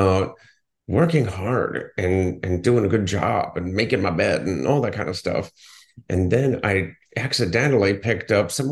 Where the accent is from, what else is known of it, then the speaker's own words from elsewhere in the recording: Ohio, United States; I grew up in Ohio.